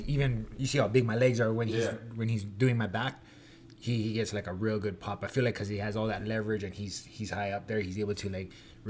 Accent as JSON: {"language": "English", "town": "Waianae", "region": "Hawaii", "country": "United States", "tie": "born or raised there", "said": "growing up and being from Hawaii and in the MMA community, and like where I raised up is not the best."}